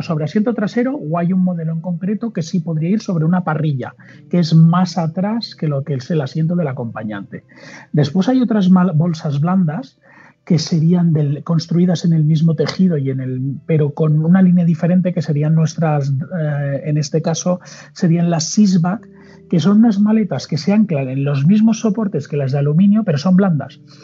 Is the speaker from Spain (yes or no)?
yes; Mallorca, Balearic Islands, Spain; yo soy de Mallorca, un mallorquín